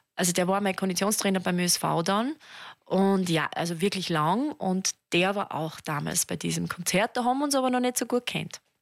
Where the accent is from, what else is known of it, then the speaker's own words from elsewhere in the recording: Mürztal, Styria, Austria; also born or lived in Schladming; ich komme ja aus, aus dem Mirztal